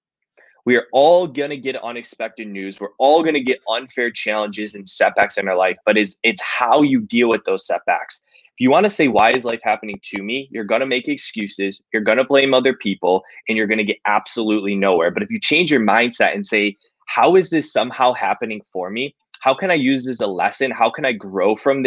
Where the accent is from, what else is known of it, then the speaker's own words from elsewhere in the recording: Cleveland, Ohio, United States; I'm from Cleveland, Ohio